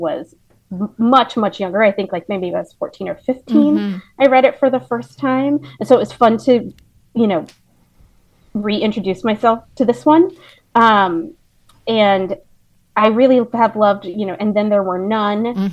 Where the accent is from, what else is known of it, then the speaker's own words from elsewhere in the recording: Indiana, United States; moved away; growing up in Indiana